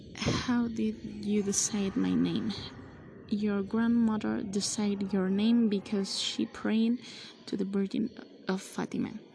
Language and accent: English; San Luis Potosí, Mexico; also born or lived in Mexico City; I was born in San Luis Potosí